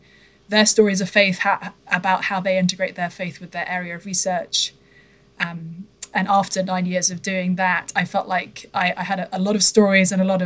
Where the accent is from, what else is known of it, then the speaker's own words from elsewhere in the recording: United Kingdom; moved away; So I come from the UK originally, as folks may be able to discern from my accent.